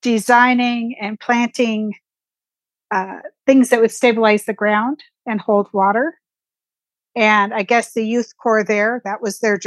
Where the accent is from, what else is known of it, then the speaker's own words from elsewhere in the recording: rural Oregon, United States; I grew up in Oregon, in rural Oregon, where forest was kind of the backyard